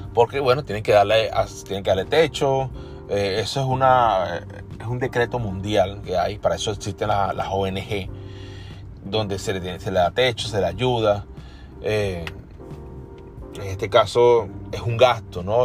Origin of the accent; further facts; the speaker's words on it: Venezuela; Lo hablo como venezolano porque me acuerdo que en Venezuela